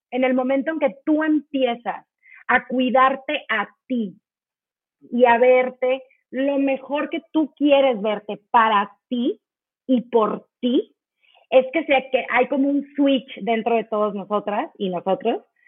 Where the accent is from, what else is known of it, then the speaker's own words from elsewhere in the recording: Mexico; somos tantas mujeres mexicanas